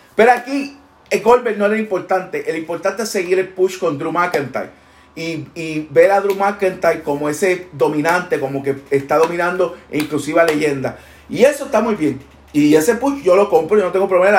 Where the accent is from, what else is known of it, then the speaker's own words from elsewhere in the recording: Puerto Rico; de allá somos, allá representamos